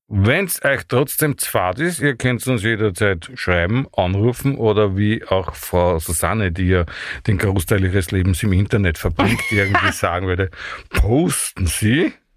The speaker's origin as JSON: {"language": "German", "region": "Vienna", "country": "Austria", "said": "bin kein Steirer, bin ein Wiener"}